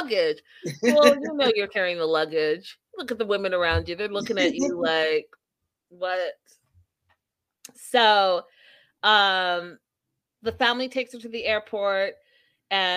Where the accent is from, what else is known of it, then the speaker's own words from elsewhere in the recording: Canada; I'm from Canada